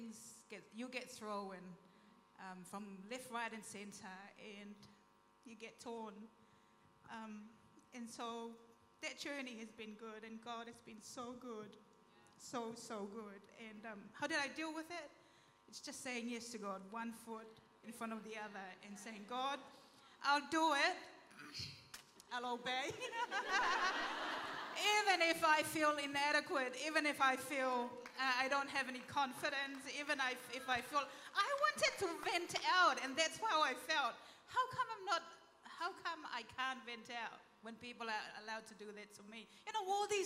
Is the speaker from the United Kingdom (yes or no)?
no; Tonga; moved away as an adult; also born or lived in New Zealand; I was born in Tonga, grew up in Tonga, went to school